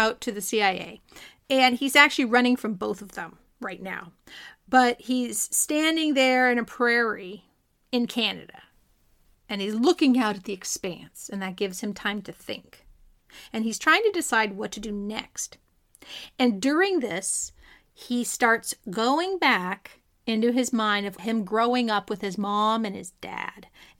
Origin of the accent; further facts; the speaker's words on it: California, United States; I'm Californian.